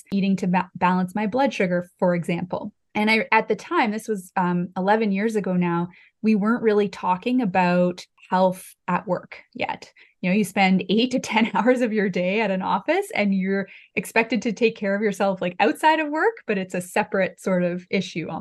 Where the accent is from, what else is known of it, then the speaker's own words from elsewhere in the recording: Summerland, British Columbia, Canada; my hometown of Summerland in the Okanagan